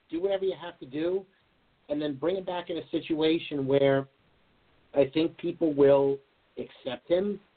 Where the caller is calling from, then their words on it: Farmingdale, New York, United States; from Farmingdale, New York. How you doing, my friend?